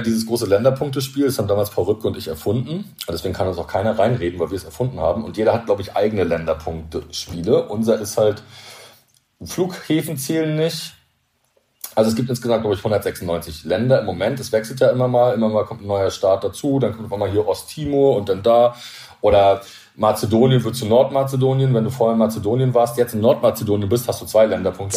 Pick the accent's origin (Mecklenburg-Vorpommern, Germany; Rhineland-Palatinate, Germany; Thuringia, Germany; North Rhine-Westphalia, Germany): Mecklenburg-Vorpommern, Germany; Rostock; now in Rügen, Germany; ich als Angler oder als Kind von der Ostsee, ich bin ja Rostocker und wohne auf Rügen